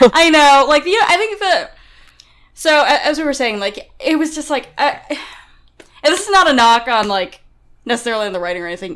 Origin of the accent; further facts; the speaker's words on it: New York, United States; I'm from New York